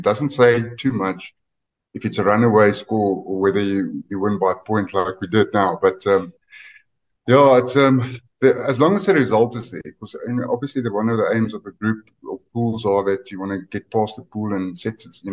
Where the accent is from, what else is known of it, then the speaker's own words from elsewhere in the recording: Northern Transvaal, South Africa; we're from Northern Transvaal, so that's just on the other side of the Oppies River